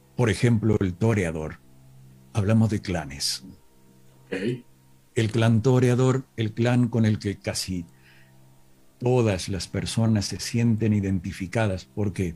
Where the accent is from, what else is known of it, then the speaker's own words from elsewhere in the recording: Villa Dolores, Córdoba, Argentina; accent: interior Argentine (not porteño); Mi pueblo se llama Villa Dolores